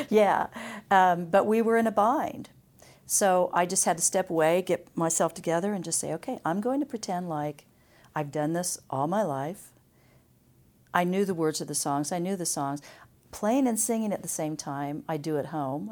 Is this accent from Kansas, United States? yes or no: yes; Emporia, Kansas, United States; born or raised there; also born or lived in Topeka